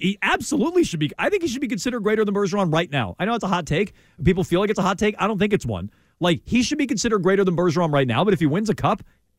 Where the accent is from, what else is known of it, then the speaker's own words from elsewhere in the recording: New England, United States; we're all from New England.